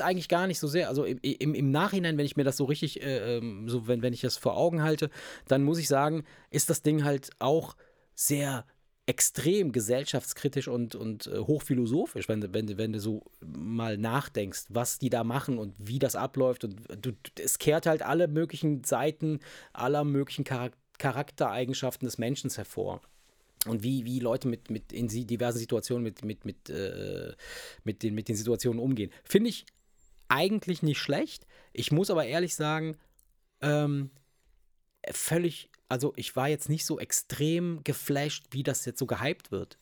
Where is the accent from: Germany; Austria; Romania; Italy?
Italy